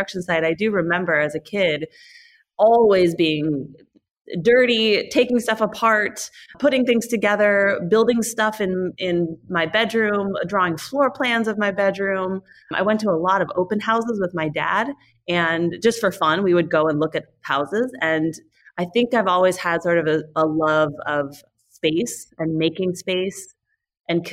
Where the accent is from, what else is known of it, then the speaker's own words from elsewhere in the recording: Northern California, United States; I grew up here in Northern California